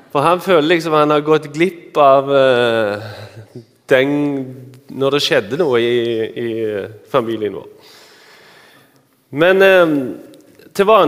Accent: Randaberg, Rogaland, Norway; accent: Randaberg/Stavanger dialect; now in Eastern Norway; Dere hører at jeg har eh, Randaberg- eller Stavanger-dialekt. Jeg er egentlig fra Randaberg. … Eh, men jeg bor på Østlandet.

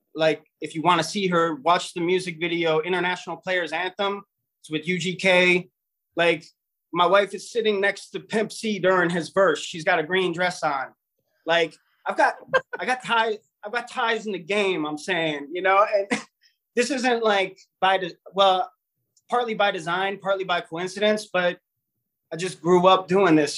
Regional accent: Cleveland, Ohio, United States; We're from Cleveland, Ohio. I'm I'm from Cleveland

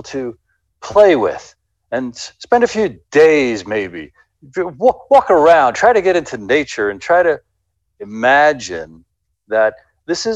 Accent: United States; I'm an American

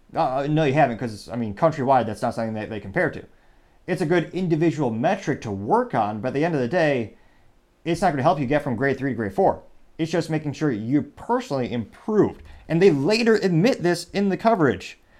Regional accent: United States; as an American

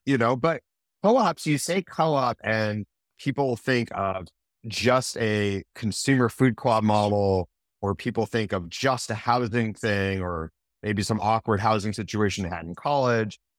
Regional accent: Manchester, New Hampshire, United States; when I was growing up in Manchester, New Hampshire

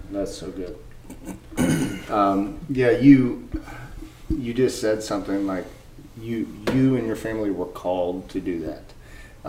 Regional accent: United States; also born or lived in rural Georgia; now in Georgia, United States; as an American and me that has been overseas

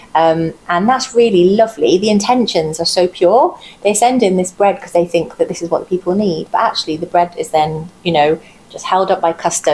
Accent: South Wales, United Kingdom; I'm Welsh. I grew up in a little village in South Wales

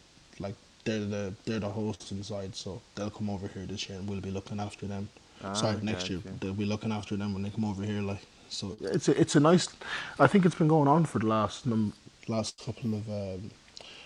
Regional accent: Ireland; also born or lived in Houston, Texas / London; I used to live in London for a few years then, and then from London moved to Ireland because, you know, most of the family was here.

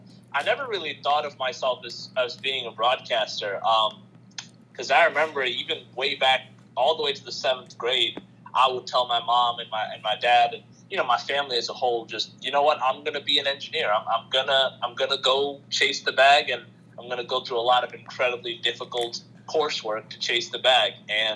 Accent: Queens, New York, United States; born there; also born or lived in Bangladesh; My family's from Bangladesh, so that's where I lived from 2003 to 2013. And I was born in Queens, so before we moved to Bangladesh or moved back there, I was familiar with basketball.

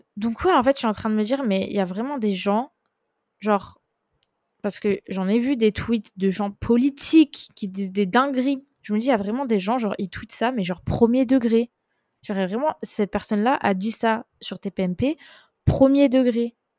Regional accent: France; j'ai grandi en France, je suis française

